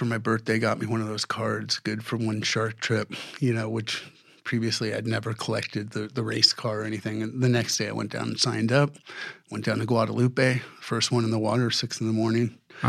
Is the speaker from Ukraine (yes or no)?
no; Saudi Arabia; I started diving at 10 years old in the Persian Gulf. I grew up in Saudi Arabia for 4 years and it was like untouched reefs.